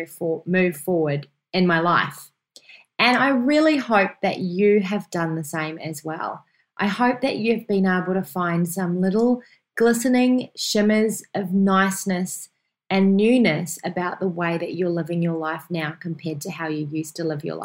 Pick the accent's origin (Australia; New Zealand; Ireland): New Zealand; moved away; my home country, New Zealand